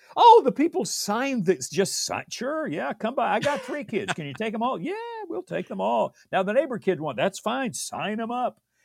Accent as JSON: {"language": "English", "town": "Redlands", "region": "California", "country": "United States", "tie": "born or raised there", "also_born_or_lived": "Loma Linda, California / Downey, California", "said": "I was born in Loma Linda, California"}